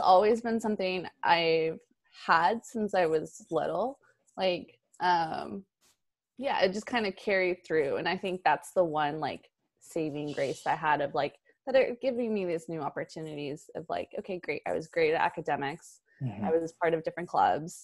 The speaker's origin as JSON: {"language": "English", "area": "Imperial Valley", "region": "California", "country": "United States", "tie": "born or raised there", "moved": "as an adult", "lives_now": "Los Angeles, United States", "said": "it's Imperial Valley. It's about like three and a half hours away. And I grew up there pretty much my whole life."}